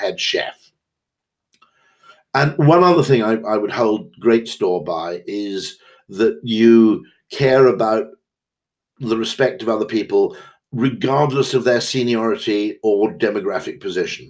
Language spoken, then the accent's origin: English; Wales, United Kingdom; I'm Welsh